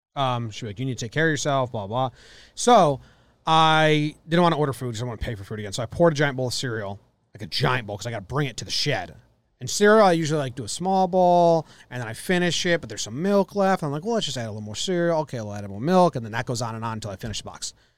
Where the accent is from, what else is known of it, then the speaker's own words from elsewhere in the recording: Connecticut, United States; moved away as an adult; Since I was fourteen to, I moved away from Connecticut, twenty-four